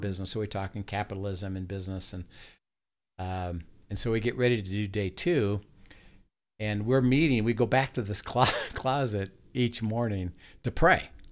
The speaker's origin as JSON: {"language": "English", "region": "Midwest", "country": "United States", "also_born_or_lived": "California", "moved": "as an adult", "said": "I'm from the Midwest, and I went to grad school in U S C"}